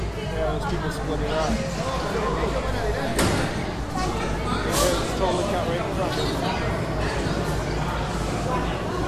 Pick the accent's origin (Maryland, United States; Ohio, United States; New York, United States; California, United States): New York, United States; moved away; also born or lived in Georgia / Pennsylvania; I may have lived longer in Georgia than New York, but I'm always from New York.